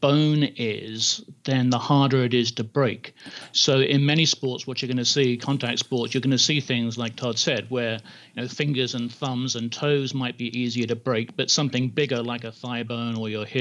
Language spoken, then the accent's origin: English; England, United Kingdom; moved away; I grew up in England